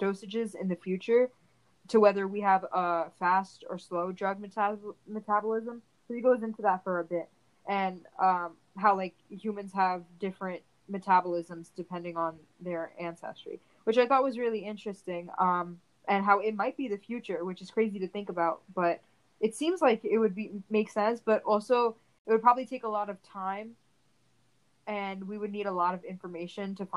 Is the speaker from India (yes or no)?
yes; India; Being Indian